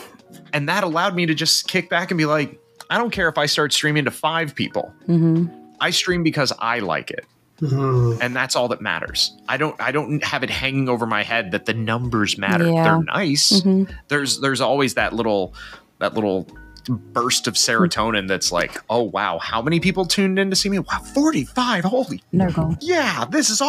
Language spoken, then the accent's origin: English; United States; As an American